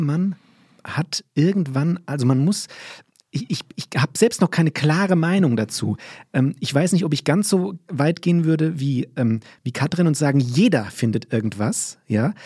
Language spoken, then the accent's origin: German; Limburg an der Lahn, Hesse, Germany; moved away; ich bin in Limburg groß geworden